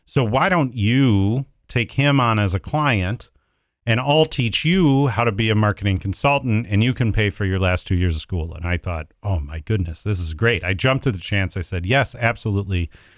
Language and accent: English; Mentor, Ohio, United States; also born or lived in Cincinnati / Dayton; now in Columbus, United States; So I grew up in Mentor, Ohio. I was actually born in Cincinnati and have lived in Columbus now for the last 20 years.